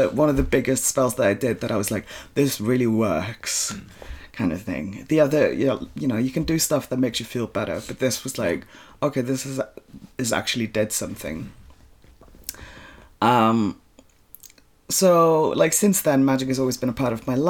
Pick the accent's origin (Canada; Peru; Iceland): Iceland; I'm born and bred in Iceland.